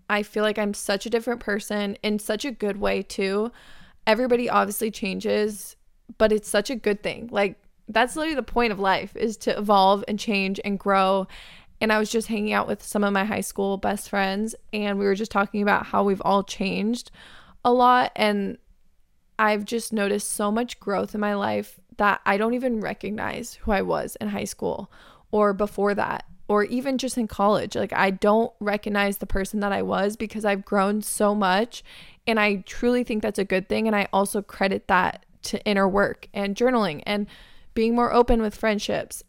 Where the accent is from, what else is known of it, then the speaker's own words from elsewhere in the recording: Arizona, United States; moved away as an adult; now in California, United States; my hometown best friends are in Arizona